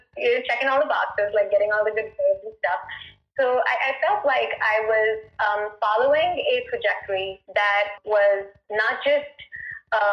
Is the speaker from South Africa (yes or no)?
no; India; I was born and raised in India